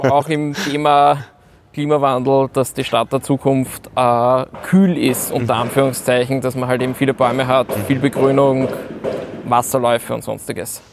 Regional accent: Vienna, Austria; bin gebürtiger Wiener

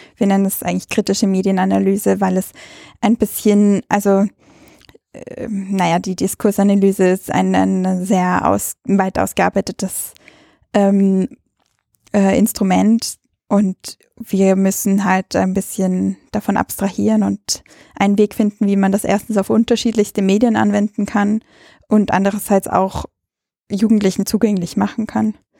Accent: Ainring, Bavaria, Germany; also born or lived in Salzburg, Austria; now in Vienna, Austria; ich bin also an der Grenze aufgewachsen zwischen Österreich und Deutschland

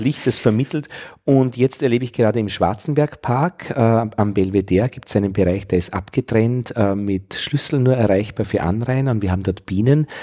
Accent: Vienna, Austria; als Wiener

